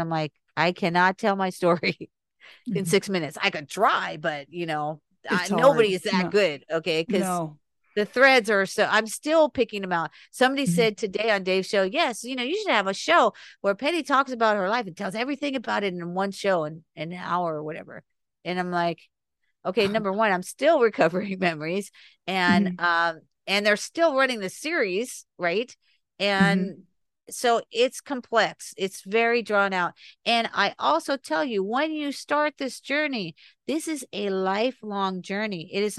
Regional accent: North Miami Beach, Florida, United States; And I was raised in Ives Estates mm-hmm. for 17 years. I went to Mady Ives Elementary School. I lived off Ives Dairy Road in North Miami Beach off the 95.

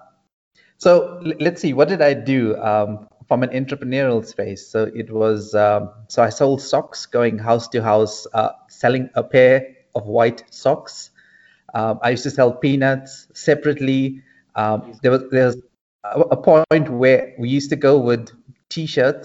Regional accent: Phoenix, KwaZulu-Natal, South Africa; I grew up in Phoenix

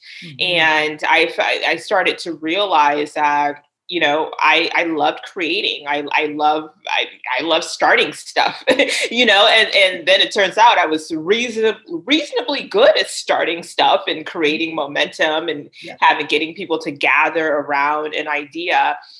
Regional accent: Liberia; also born or lived in United States; I mean, I was born here in the States, but I did live in Liberia for about 8 years, I would say.

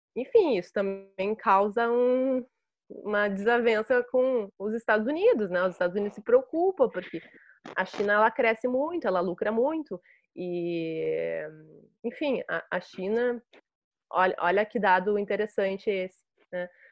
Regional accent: Brazil; enquanto brasileiras e brasileiros, né, que que vivemos

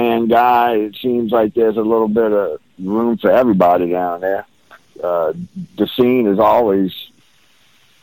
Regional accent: New Orleans, Louisiana, United States; moved away as an adult; now in Houston, United States; I was born and raised there, you know, lived there most of my adult life.

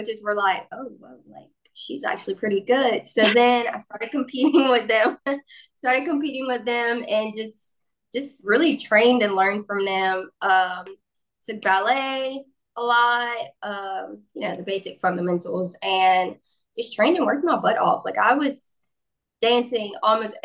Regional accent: Brusly, Louisiana, United States; I'm from Burley, Louisiana, which is a very, very, very small town in Louisiana.

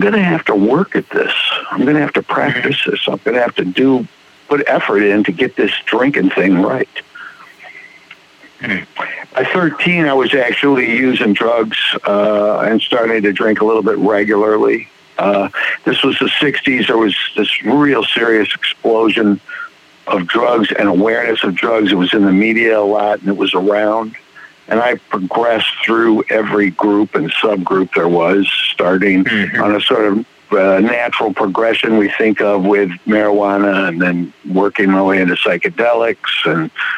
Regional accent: Detroit, Michigan, United States; also born or lived in New Mexico; now in Durham, United States; I live in Durham, North Carolina. I grew up originally in Detroit

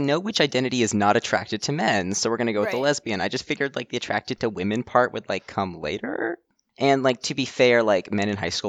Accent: Oak Ridge, Tennessee, United States; I'm from Tennessee originally. It's like the third largest, it's next door to the third largest city in the state, and it's just, there's nothing there.

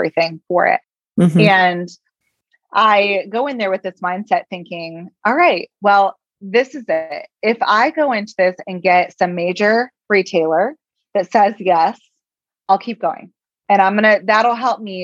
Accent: Indiana, United States; this little girl from Indiana

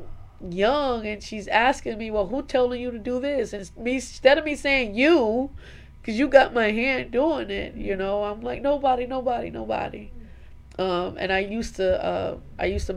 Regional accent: New York, United States; I was born and raised in New York

